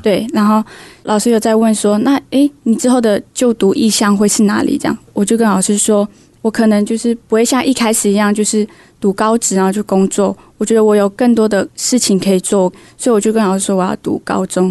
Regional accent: Lidao village, Haiduan, Taitung County, Taiwan; 我是来自力道部落的

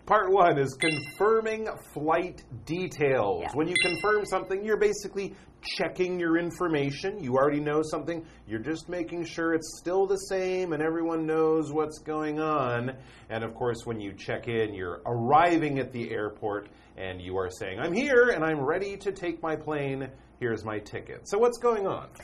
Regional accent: Canada; I have a British passport because I'm from Canada

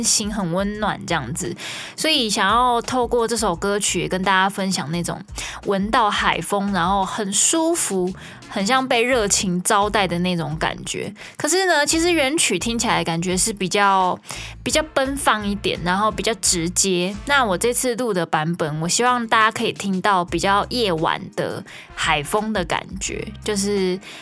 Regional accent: Kaohsiung, Taiwan; 虽然我是高雄人，但是我家门前，呃，就是马路

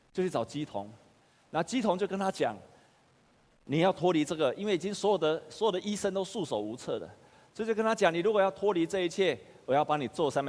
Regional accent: Taiwan; 我们台湾人每次遇到的困难的时候

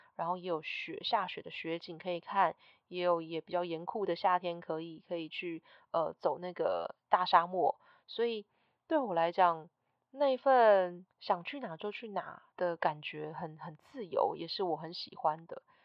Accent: Taiwan; moved away as an adult; also born or lived in New York, United States; 回到台湾刚开始在经营I G的时候

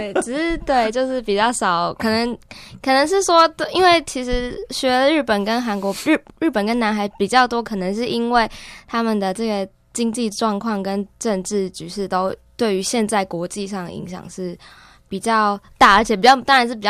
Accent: Kaohsiung, Taiwan; moved away as an adult; now in Taipei, Taiwan; 我是高雄人。

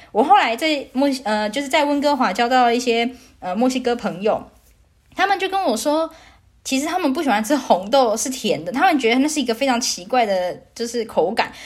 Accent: Taiwan; moved away as an adult; now in Vancouver, Canada; 毕竟我也是台湾人，从小到大也都吃台湾口肉酱长大

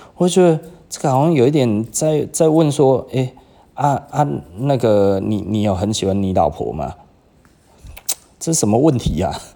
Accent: Taiwan; 我们台湾人真的会这样

